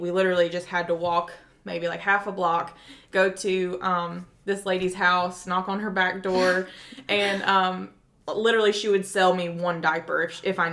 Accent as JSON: {"language": "English", "region": "South Carolina", "country": "United States", "also_born_or_lived": "Nicaragua", "moved": "as an adult", "said": "I'm from South Carolina"}